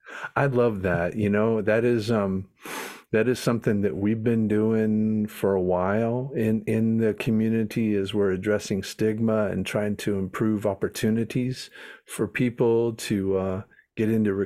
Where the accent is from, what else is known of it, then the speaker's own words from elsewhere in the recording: North Carolina, United States; also born or lived in Huntington Beach; I'm here in Raleigh, North Carolina. Raised in North Carolina, living here in Raleigh now.